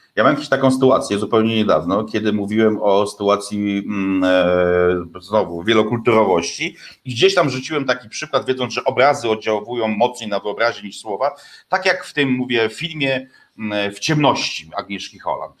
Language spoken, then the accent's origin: Polish; western Poland, Poland; skąd pochodzę, czyli zachodniej Polski